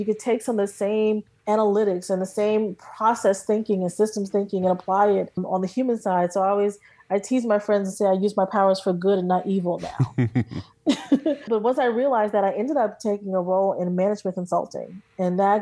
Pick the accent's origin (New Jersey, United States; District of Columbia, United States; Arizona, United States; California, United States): New Jersey, United States; I'm from Jersey